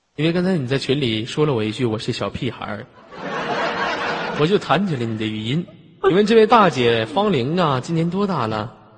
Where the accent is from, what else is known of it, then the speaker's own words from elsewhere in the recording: Tongliao, Inner Mongolia, China; 我就是内蒙古葱寮的